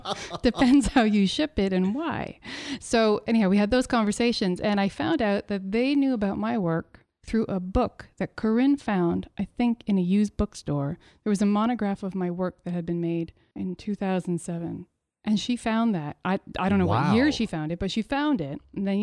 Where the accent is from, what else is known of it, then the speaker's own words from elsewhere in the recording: Montreal, Quebec, Canada; now in Ottawa, Canada; It means that I'm originally from Montreal.